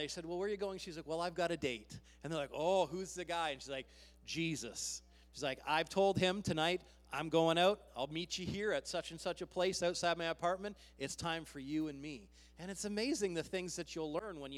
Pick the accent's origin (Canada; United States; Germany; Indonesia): Canada; We are Canadian